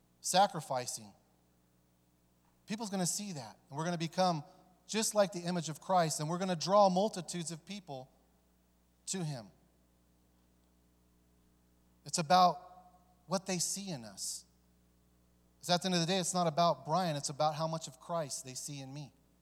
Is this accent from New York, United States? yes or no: no; California, United States; also born or lived in Dayton, Ohio; You know, I was born here in Dayton, but my father took us to California because it was easier for him to get the drugs from Mexico.